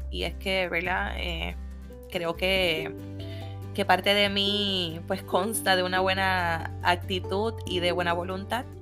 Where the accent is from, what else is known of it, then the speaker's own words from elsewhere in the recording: Puerto Rico; Como buena puertorriqueña